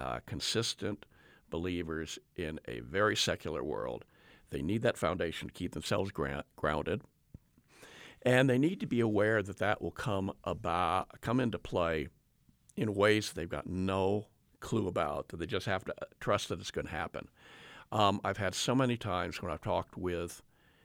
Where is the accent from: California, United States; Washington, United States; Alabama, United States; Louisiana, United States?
California, United States; I grew up in Southern California in the 1960s.